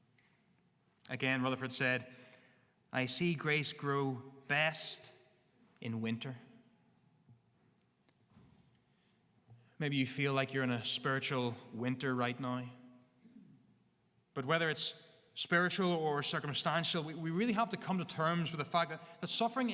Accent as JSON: {"language": "English", "region": "Northern Ireland", "country": "United Kingdom", "said": "We have a bit of stubbornness in us as Northern Irish people"}